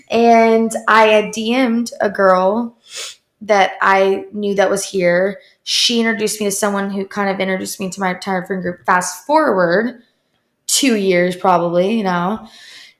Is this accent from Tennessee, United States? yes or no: yes; Memphis, Tennessee, United States; moved away as an adult; also born or lived in Barcelona, Spain; now in Miami, United States; I'm from Memphis, Tennessee, and grew up in, like, a small suburb town